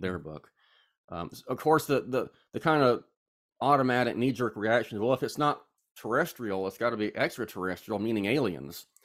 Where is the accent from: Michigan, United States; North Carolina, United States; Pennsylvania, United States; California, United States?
North Carolina, United States; Charlotte; now in Statesboro, United States; I am from Charlotte, North Carolina. I currently live in Statesboro, Georgia